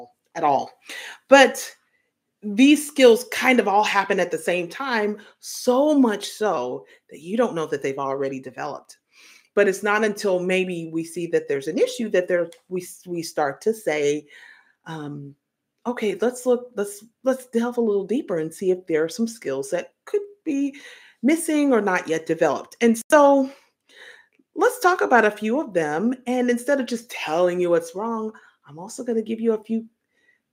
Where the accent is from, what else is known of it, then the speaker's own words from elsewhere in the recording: Tennessee, United States; I grew up in Tennessee